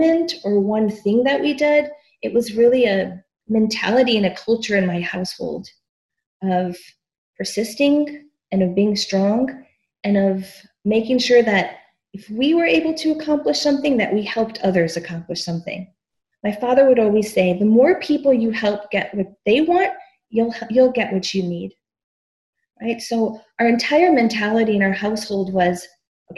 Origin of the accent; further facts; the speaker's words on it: Chicago, Illinois, United States; I grew up in the south side of Chicago in a low-income neighborhood called Pilsen.